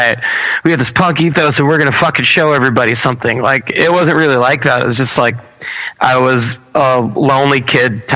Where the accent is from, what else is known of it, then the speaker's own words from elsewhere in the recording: Baldwin, New York, United States; I'm born and raised in Baldwin, New York